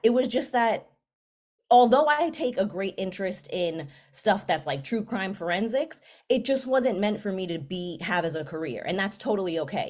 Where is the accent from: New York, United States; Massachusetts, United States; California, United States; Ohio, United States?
New York, United States; New York City; where I grew up, I am from the Bronx